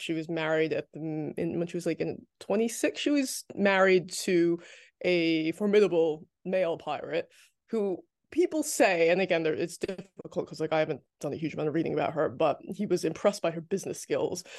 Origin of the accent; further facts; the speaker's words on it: New Jersey, United States; I grew up in New Jersey